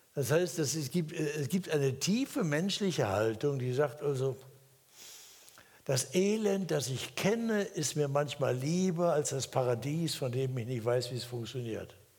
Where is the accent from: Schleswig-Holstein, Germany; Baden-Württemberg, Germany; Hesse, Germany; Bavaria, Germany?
Hesse, Germany; moved away; in Hessen, da wo ich herkomme